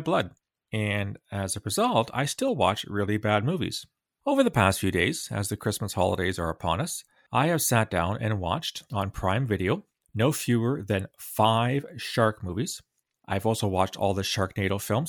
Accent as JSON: {"language": "English", "town": "London", "region": "Ontario", "country": "Canada", "tie": "born or raised there", "said": "I grew up in London, Ontario, in the sixties and early seventies"}